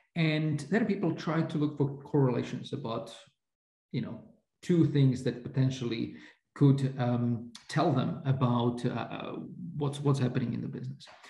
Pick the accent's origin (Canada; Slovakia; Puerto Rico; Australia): Slovakia; Bratislava, Bratislava Region; I grew up in Slovakia under communism